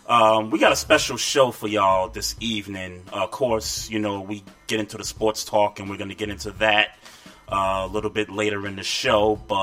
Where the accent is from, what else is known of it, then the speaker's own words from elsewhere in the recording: New York City, New York, United States; also born or lived in Queens; growing up in Brooklyn, you know, lived in Queens for a little bit